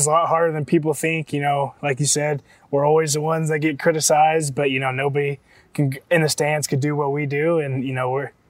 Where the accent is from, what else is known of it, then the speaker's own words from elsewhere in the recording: Kansas City, United States; I grew up in Kansas City.